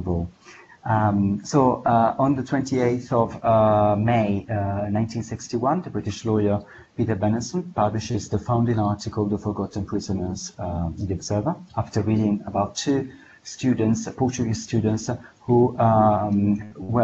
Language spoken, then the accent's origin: English; Ostuni, Apulia, Italy; English is a second language; I was born in a tourist town in the south of Italy called Ostuni